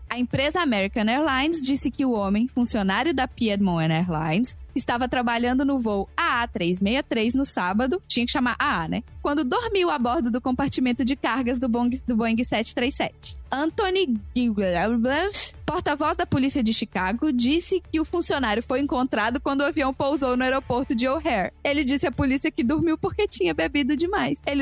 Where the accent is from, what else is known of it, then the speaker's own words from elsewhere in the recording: Brazil; now in United States; Porque a minha mala, quando chegou, quando eu vim do Brasil pra cá, ela chegou suja de lama. E meu voo era direto. E era de São